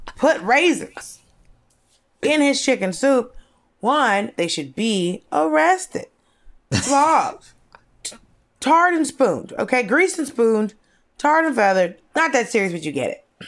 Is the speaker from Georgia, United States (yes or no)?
yes; Norcross, Georgia, United States; born or raised there; also born or lived in Atlanta